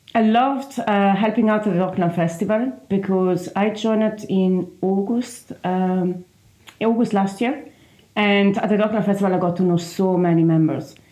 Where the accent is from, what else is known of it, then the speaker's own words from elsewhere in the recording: Trentino-Alto Adige, Italy; English is a second language; moved away as an adult; now in Galway, Ireland; From a small region in the northeast of Italy. The region is called uh, Trentino South Tyrol